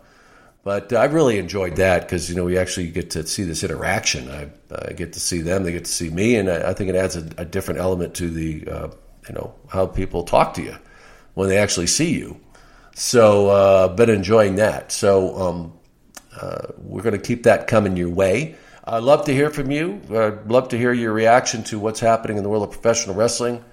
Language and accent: English; Arizona, United States; moved away as an adult; also born or lived in New York; I was this kid from Arizona